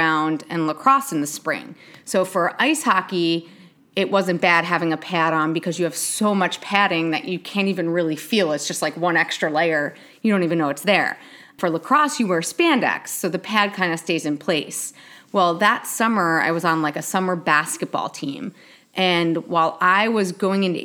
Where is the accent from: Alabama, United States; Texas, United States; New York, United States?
New York, United States; I grew up in New York